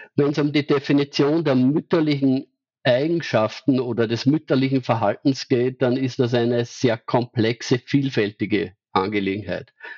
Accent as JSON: {"language": "German", "country": "Austria", "said": "bei uns in Österreich"}